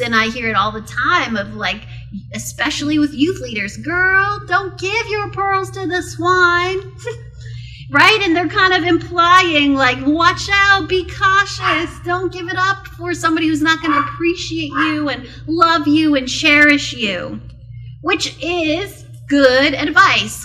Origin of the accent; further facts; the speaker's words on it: South Okanagan, British Columbia, Canada; I grew up in the South Okanagan